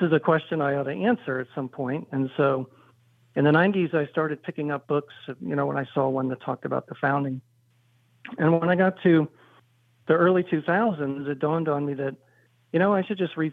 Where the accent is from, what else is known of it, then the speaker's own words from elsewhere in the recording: Philadelphia, Pennsylvania, United States; I grew up in the Philadelphia area in the 60s and 70s